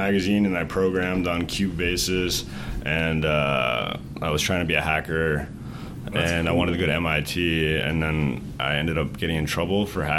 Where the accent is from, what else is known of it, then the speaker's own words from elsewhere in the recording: Boston, Massachusetts, United States; I grew up in Boston, yeah.